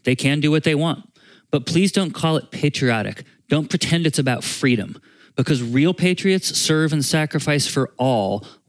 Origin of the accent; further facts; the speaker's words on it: Vermont, United States; So I'm from Vermont